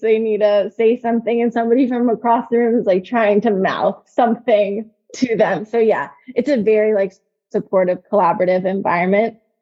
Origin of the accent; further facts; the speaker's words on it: Northern Virginia, United States; also born or lived in Nashville, Tennessee; now in Charlottesville, United States; I'm from Northern Virginia